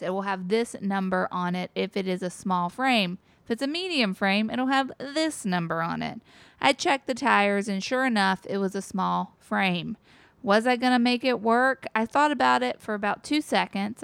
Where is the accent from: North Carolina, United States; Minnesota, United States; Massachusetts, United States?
North Carolina, United States; Wilmington; now in Jersey Shore, United States; maybe all kids like their hometown